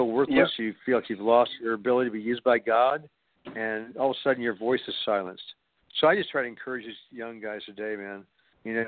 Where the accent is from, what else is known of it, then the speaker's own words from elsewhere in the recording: Kansas City, United States; right here in my hometown